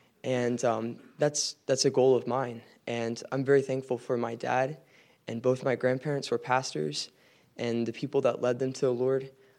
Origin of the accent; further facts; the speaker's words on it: Leesburg, Virginia, United States; I'm a sophomore from Leesburg, Virginia.